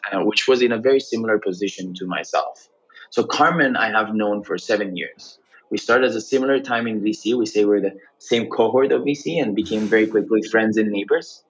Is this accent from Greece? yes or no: yes; Greece; moved away as an adult; also born or lived in Cambridge, United Kingdom; I was born and raised in Greece, uh, quite the international family though, and went to the UK initially to study in Cambridge